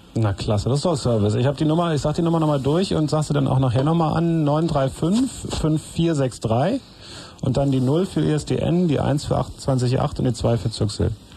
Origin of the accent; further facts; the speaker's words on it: West Germany, Germany; bei uns im Westen